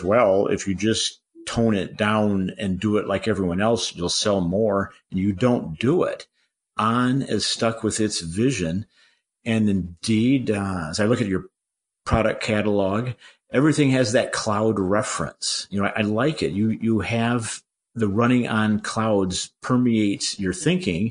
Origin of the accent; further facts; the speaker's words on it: Boulder, Colorado, United States; my hometown of Boulder, Colorado